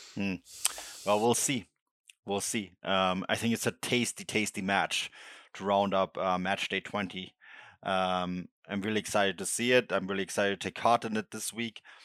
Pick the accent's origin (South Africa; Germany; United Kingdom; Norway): Germany; Bavaria; I grew up in Bavaria.